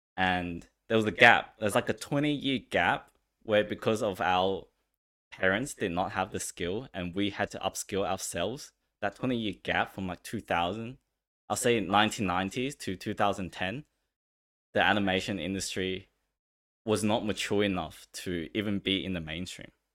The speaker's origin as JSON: {"language": "English", "country": "China", "tie": "born or raised there", "said": "I was born in China"}